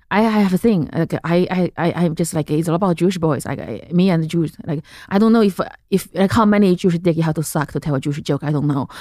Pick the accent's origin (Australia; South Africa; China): China; central China; English is a second language; moved away as an adult; also born or lived in Lexington, Kentucky; I grew up in central China, in this little city by the mountain